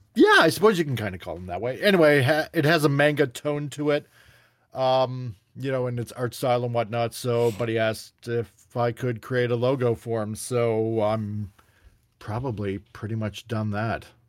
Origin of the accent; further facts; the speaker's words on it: Canada; I'm Canadian